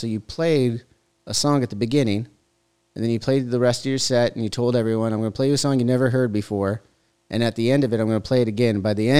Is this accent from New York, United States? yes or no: no; Huntington Beach, California, United States; my hometown in Huntington Beach